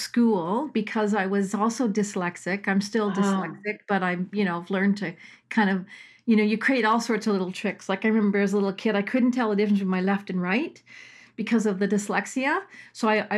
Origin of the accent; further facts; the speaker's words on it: Toronto, Ontario, Canada; moved away as an adult; also born or lived in Australia; I grew up in Toronto, in Willowdale